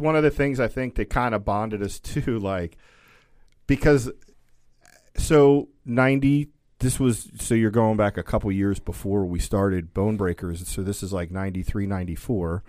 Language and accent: English; Catonsville, Maryland, United States; also born or lived in Kansas; I was from Catonsville